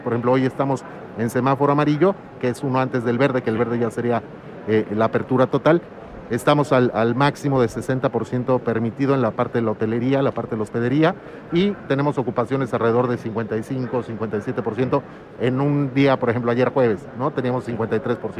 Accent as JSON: {"language": "Spanish", "town": "Zihuatanejo", "region": "Guerrero", "country": "Mexico", "said": "Vivimos 120 mil pobladores en Ixtapas y Guatanejo"}